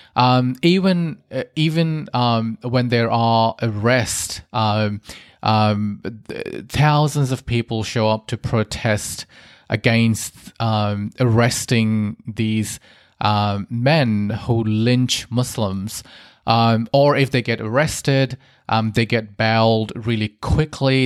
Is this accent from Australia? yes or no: yes; Australia; I grew up in Australia, but I have Indian heritage